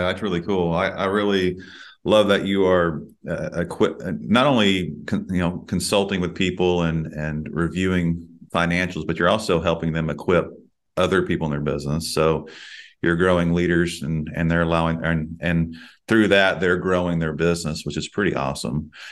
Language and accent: English; Texas, United States; myself, born and raised in Texas